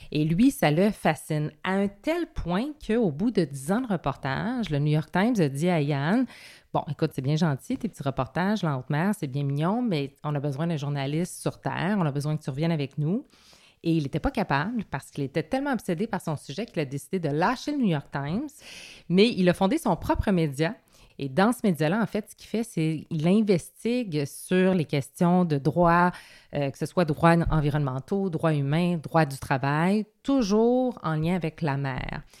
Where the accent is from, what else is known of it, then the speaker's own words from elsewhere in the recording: Quebec, Canada; J'ai un nom de française, dit, mais je suis québécoise